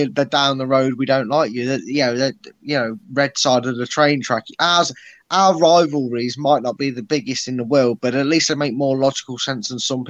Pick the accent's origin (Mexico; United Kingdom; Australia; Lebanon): United Kingdom; Leicester, East Midlands; born or raised there